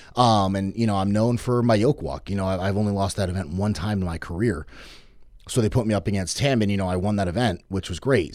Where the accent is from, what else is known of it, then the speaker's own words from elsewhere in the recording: Norwich, Connecticut, United States; I grew up in Norwich